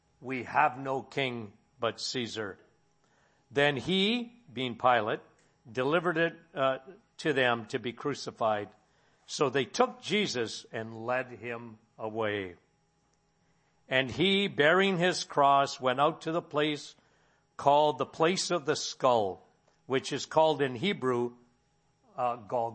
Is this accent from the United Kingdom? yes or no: no; Timmins, Ontario, Canada; now in Sudbury, Canada; My hometown was Timmins.